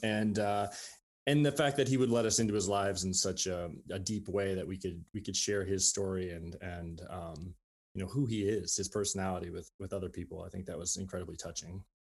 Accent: Saint Paul, Minnesota, United States; moved away as an adult; also born or lived in Grinnell, Iowa; now in Iowa City, United States; I was born in Saint Paul, Minnesota. I grew up there

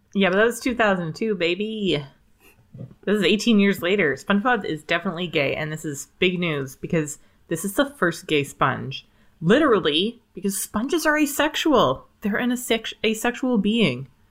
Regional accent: Canada; as a Canadian

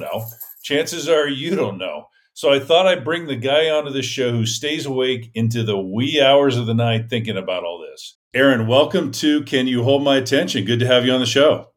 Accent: Gilroy, California, United States; Auburn's a lot like my hometown, which is Gilroy, California

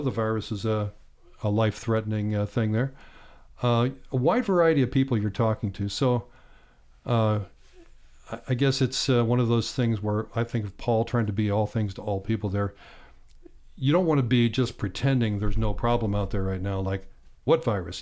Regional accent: Bedford, Pennsylvania, United States; moved away as an adult; also born or lived in Clarks Summit, Pennsylvania / State College, Pennsylvania; grew up on a farm seven miles outside of Bedford, Pennsylvania, south central part of Pennsylvania.

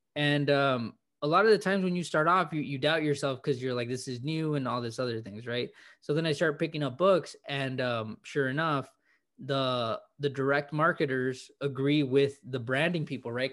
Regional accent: California, United States; born and raised in California

